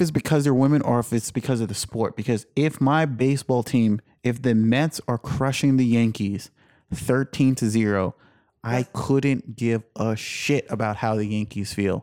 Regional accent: Jamaica; I was born in Jamaica.

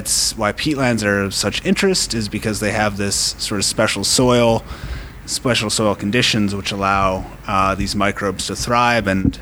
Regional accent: Minnesota, United States; moved away as an adult; now in London, Canada; I am from Minnesota, and I have found myself in Ontario

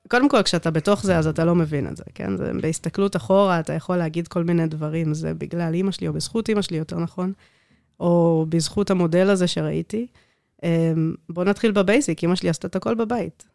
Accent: Netanya, Central District, Israel; born or raised there; first language Hebrew; also born or lived in South Africa

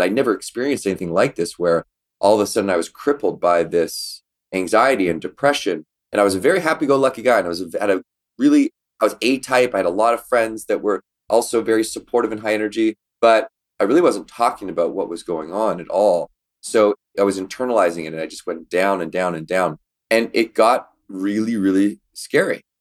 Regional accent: Victoria, British Columbia, Canada; in Victoria, B C, where we grew up in Canada

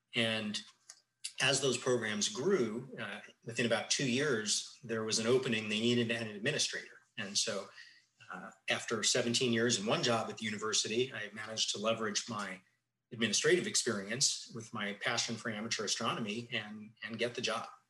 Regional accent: Tucson, Arizona, United States; growing up in Tucson, uh, it was really the epicenter of of astronomy in the 70s and 80s

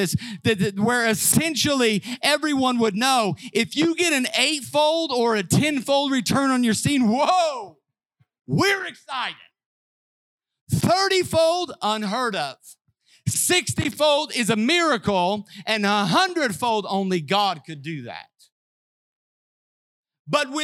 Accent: Southern Illinois, United States; I grew up in Southern Illinois.

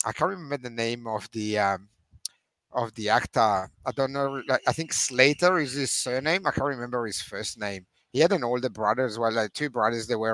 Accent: Veneto, Italy; English is a second language; moved away; being Italian, growing up in Italy

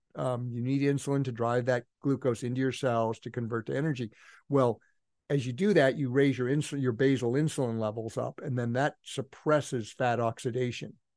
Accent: Healdsburg, California, United States; also born or lived in Palo Alto, California; when I was five or six, we moved from that Menlo Park, Palo Alto area in the, on the peninsula up to a place called Healdsburg

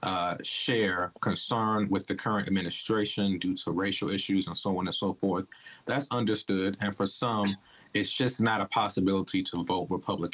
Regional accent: Washington, District of Columbia, United States; moved away as an adult; also born or lived in Oklahoma / Southern California; I'm originally from Southeast Washington, D.C.

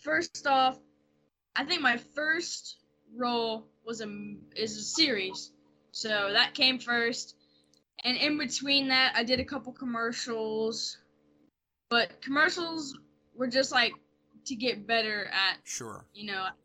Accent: New Orleans, Louisiana, United States; accent: Louisiana; I'm from New Orleans

